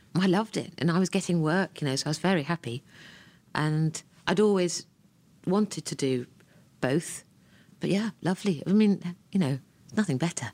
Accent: Ranworth, East of England, United Kingdom; I was born in Ranworth in Norfolk, England

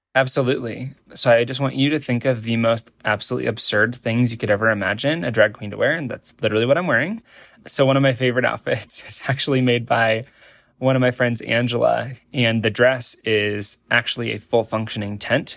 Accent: Nebraska, United States; I grew up in Nebraska in an incredibly, uh, beautiful environment

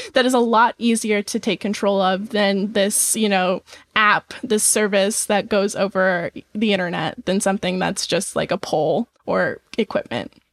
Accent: Nebraska, United States; I'm from Nebraska

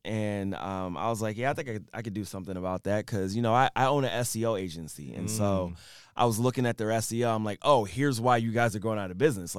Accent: Philadelphia, Pennsylvania, United States; I'm from Philly.

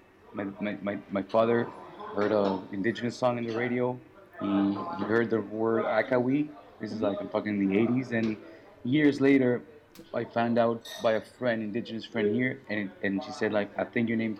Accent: Montreal, Quebec, Canada; also born or lived in Vancouver; I was born and raised pretty much in Montreal

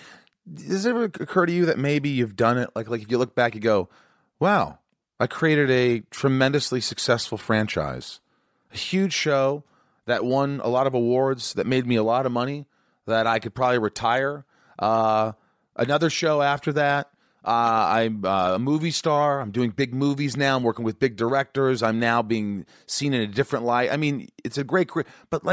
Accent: Indiana, United States; you work at Alcoa, where I grew up in Indiana, at this plant, 50 hours a week.

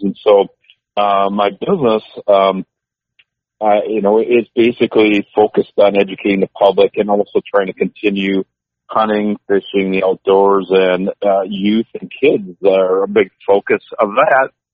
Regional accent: Columbus, Wisconsin, United States; my hometown uh, area there by Columbus, Wisconsin, which is 30 miles uh, northeast of Madison

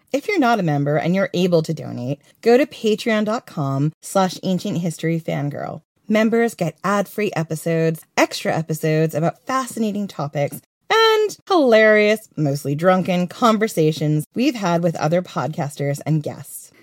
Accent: United States; moved away as an adult; now in United Kingdom; I know I'm American

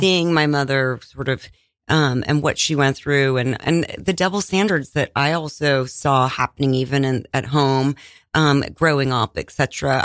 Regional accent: Iowa, United States; I was born in Iowa

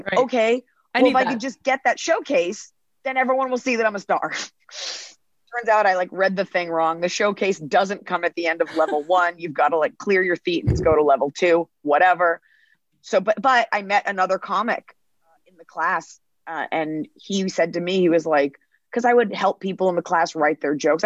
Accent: Dallas, Texas, United States; I grew up in Dallas, Texas

